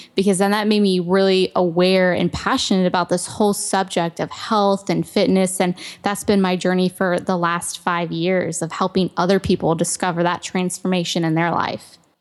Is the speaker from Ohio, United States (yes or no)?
yes; Ohio, United States; I grew up in Ohio and I was very active